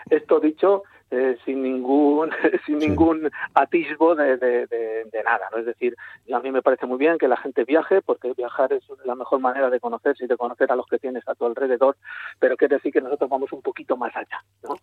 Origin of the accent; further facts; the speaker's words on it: a village in Segovia, Castile and León, Spain; yo soy de Ontalvilla, de un pueblo de Segovia, castellano